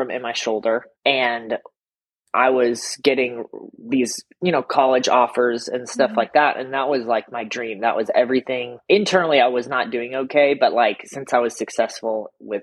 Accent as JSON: {"language": "English", "region": "Colorado", "country": "United States", "tie": "born or raised there", "also_born_or_lived": "Omaha, Nebraska / Oklahoma / Las Vegas", "moved": "as an adult", "lives_now": "Atlanta, United States", "said": "I grew up a pastor's kid in Colorado"}